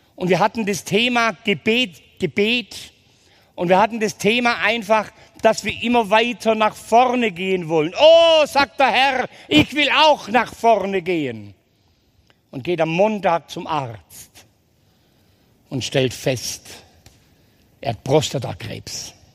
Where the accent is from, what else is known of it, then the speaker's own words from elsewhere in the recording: Ulm, Baden-Württemberg, Germany; Geboren bin ich in Ulm